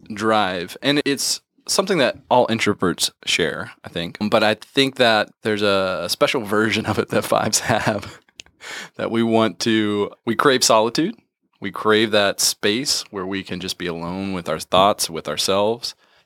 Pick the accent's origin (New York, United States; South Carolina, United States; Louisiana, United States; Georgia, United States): Georgia, United States; also born or lived in West Virginia; So needless to say, I grew up pretty isolated from the beginning and we moved a lot. So when I was 7, we moved from West Virginia to West Georgia.